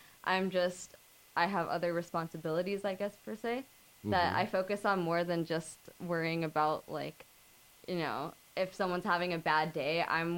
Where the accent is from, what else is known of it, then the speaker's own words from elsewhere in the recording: Tampa, Florida, United States; now in Los Angeles, United States; Coming from Florida, living in L.A., personally, for me, being born and raised in Tampa, Florida, I've lived in, you know, the same kind of place that I live in now